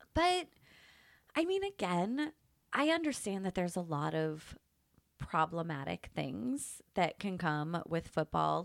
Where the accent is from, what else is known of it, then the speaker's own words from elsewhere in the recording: Pittsburgh, Pennsylvania, United States; now in San Diego, United States; I grew up in Pittsburgh